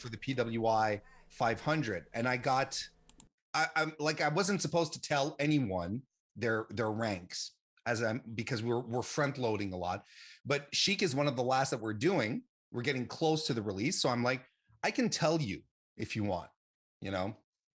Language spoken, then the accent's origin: English; Quebec, Canada; I'm a Canadian